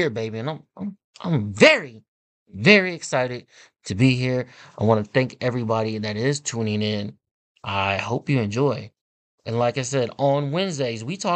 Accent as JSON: {"language": "English", "town": "Kansas City", "region": "Missouri", "country": "United States", "said": "I am from Kansas City"}